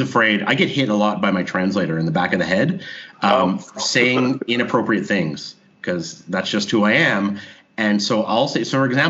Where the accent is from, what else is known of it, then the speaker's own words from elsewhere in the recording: Canada; moved away as an adult; now in Israel; I introduced myself as a Canadian